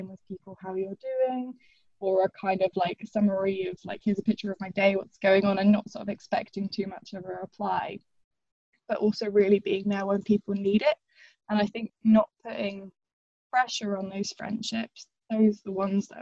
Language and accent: English; Northern Ireland, United Kingdom; also born or lived in England; when I was about 8 years old, we moved from England to Northern Ireland, which was originally supposed to be for, I think, 2 years and ended up being more like 13.